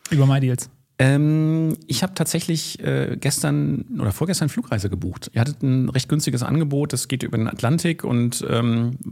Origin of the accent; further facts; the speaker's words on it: Lower Saxony, Germany; now in Düsseldorf, Germany; Ich bin eigentlich Niedersachse, äh, arbeite aber in Düsseldorf, habe eine eigene Kanzlei dort